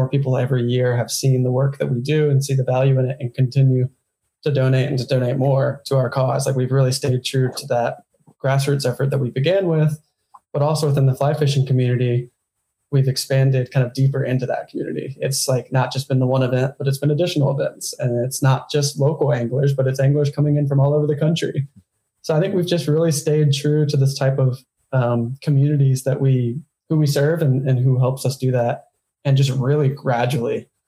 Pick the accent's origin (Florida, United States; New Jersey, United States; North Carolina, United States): North Carolina, United States; Western; in my small hometown, in our small hometown where John grew up to, of, you know, 20,000 people or so in Western North Carolina